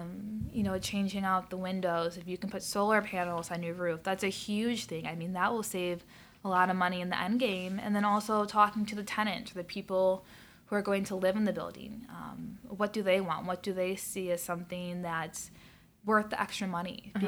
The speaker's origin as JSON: {"language": "English", "region": "West Coast", "country": "United States", "tie": "born or raised there", "lives_now": "Chicago, United States", "said": "so growing up on the West Coast and being on the water, I loved it."}